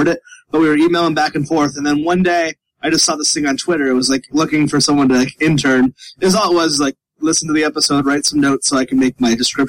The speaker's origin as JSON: {"language": "English", "region": "Connecticut", "country": "United States", "said": "I'm from Connecticut"}